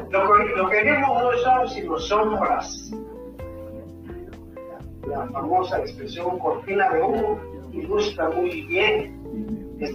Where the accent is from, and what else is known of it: Guatemala